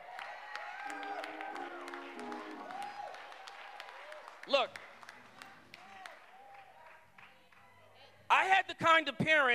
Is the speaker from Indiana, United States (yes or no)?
no; Boston, Massachusetts, United States; I was born over on Hallworthy Street. You know, they call it H Block now. But when I grew up there, it was still the hood